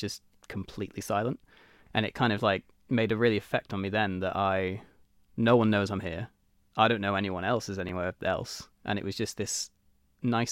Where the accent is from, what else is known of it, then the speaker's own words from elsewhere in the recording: Isle of Man; I was born on the Isle of Man. I was raised in Mackled. I went to Albert Road, which was in Ramsey at the time.